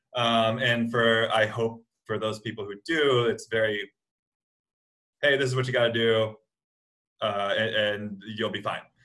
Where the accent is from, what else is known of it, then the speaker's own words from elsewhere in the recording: United States; an American athlete